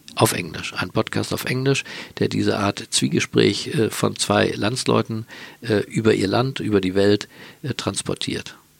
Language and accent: German; Berlin, Germany; Berlin, meine Geburtsstadt